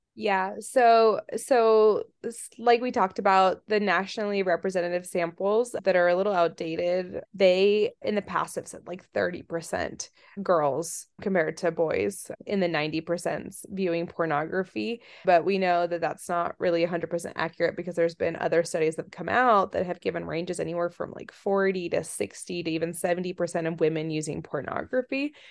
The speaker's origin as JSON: {"language": "English", "area": "D.C. area", "region": "Virginia", "country": "United States", "tie": "born or raised there", "also_born_or_lived": "Russia", "said": "I grew up in the Virginia, D C area and in Russia. I came over here when I was, when I was little, born here, went to Russia 'cause my mom's Russian and didn't speak any English"}